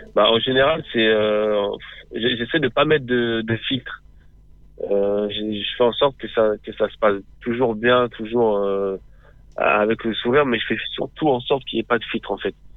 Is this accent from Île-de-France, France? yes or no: yes; Boussy-Saint-Antoine, Île-de-France, France; j'ai grandi dans le 91, donc c'est euh, en Essonne, à Boussy-Saint-Antoine